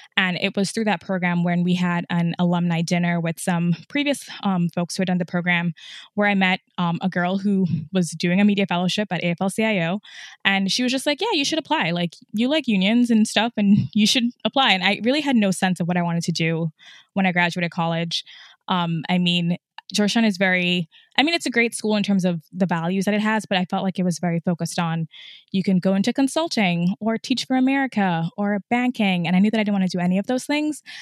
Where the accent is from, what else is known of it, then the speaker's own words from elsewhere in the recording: Trinidad & Tobago; moved away as an adult; also born or lived in upstate New York, United States; I was born in upstate New York, but I actually grew up in Trinidad, so I'm from the Caribbean, and my parents still live there. I left when I was seventeen